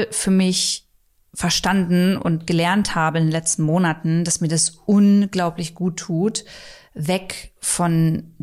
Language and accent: German; Braunschweig, Lower Saxony, Germany; weil also meine Heimat ist ja Braunschweig